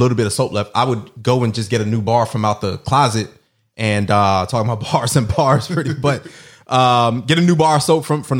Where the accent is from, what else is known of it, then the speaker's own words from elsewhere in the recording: Jamaica; For all the Jamaicans out there, I'm Jamaican.